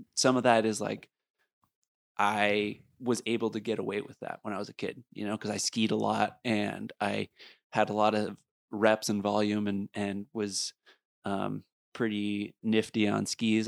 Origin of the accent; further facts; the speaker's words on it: Beaver Creek, Colorado, United States; I come from Beaver Creek